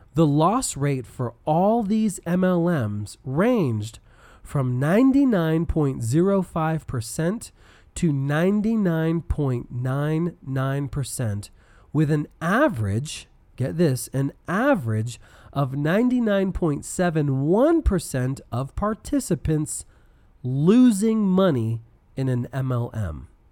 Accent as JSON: {"language": "English", "town": "Denver", "region": "Colorado", "country": "United States", "said": "I'm from Denver"}